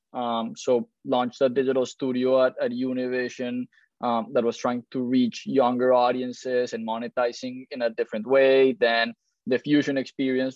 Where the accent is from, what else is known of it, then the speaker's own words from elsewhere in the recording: Colombia; moved away as an adult; also born or lived in Miami; now in United States; I'm originally from Colombia, moved to the US in 2006